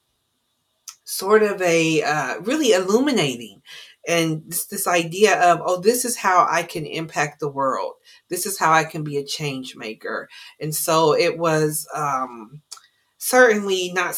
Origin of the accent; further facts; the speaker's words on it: Columbus, Ohio, United States; Incredibly urban, born and raised in Columbus, Ohio, as urban as that gets